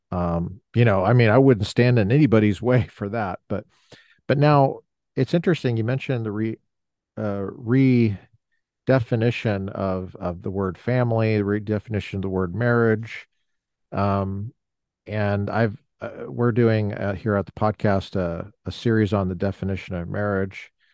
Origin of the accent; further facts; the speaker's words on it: Colorado, United States; I'm not from the South, I'm from the West, uh, Colorado